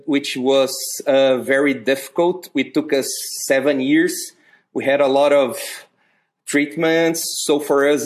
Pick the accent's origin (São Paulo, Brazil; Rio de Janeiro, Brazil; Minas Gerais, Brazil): Minas Gerais, Brazil; Uberlândia; also born or lived in United States; My father came to Uberlândia in 1979, in January. I was born in October.